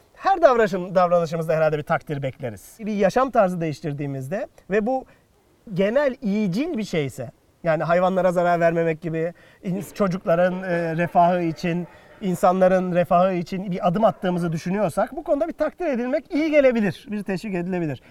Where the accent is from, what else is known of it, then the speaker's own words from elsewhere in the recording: Bursa, Turkey; Bursalıyım. Apartman çocuğuyum.